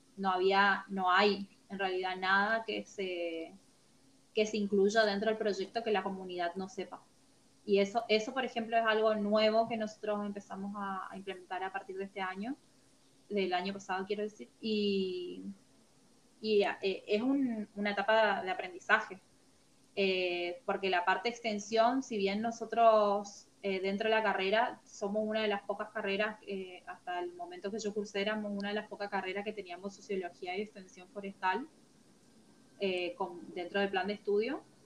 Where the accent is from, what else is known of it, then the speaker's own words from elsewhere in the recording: Formosa, Argentina; soy de Formosa, Argentina, y actualmente estoy trabajando en la Dirección de Bosques del Chaco